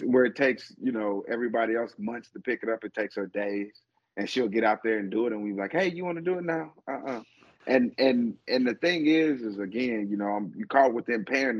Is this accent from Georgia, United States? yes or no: no; Arkansas, United States; moved away; I'm from Arkansas